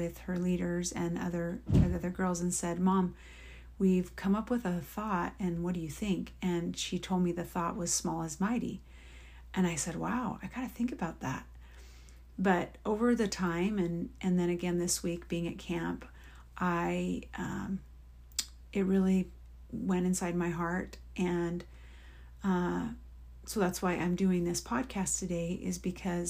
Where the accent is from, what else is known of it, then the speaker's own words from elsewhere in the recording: Oregon, United States; in my years of living in Oregon, growing up in Oregon and then being married and living in Oregon